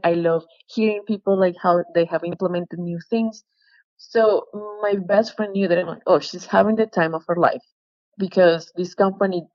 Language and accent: English; Colombia; moved away; I'm from Colombia